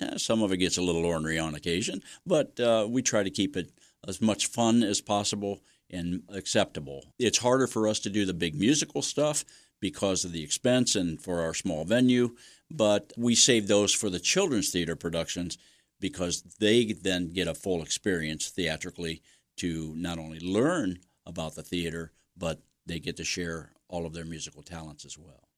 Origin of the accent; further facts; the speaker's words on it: Mansfield, Ohio, United States; also born or lived in Ashland, Ohio; now in Belleville, United States; I grew up in Mansfield, neighborhood over by the boulevards